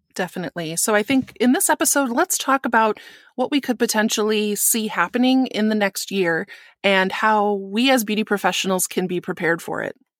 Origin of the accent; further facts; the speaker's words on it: Wisconsin, United States; in Wisconsin, which is my home state